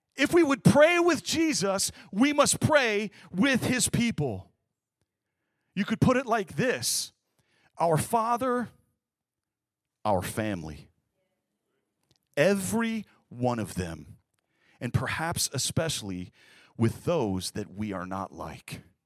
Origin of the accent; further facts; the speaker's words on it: Kalamazoo, Michigan, United States; moved away; I was born and raised in Kalamazoo, Michigan, Midwest as you can get